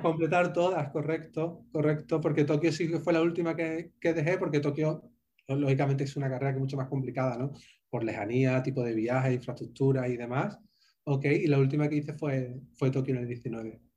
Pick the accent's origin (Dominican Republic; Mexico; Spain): Spain; accent: Spanish; moved away as an adult; also born or lived in Santa Cruz de la Sierra, Bolivia / Bogotá, Colombia; now in Miami, United States; mi acento sabréis que soy, soy español